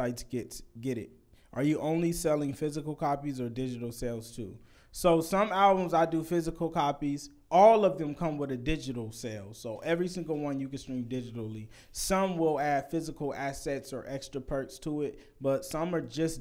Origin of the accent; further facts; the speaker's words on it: Vallejo, California, United States; I'm from Vallejo. It's the smallest town of all